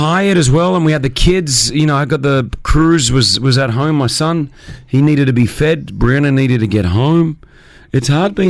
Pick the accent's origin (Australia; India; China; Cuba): Australia; accent: Australian; now in United Arab Emirates; Me as an Australian, you know, I've kept my Australian accent.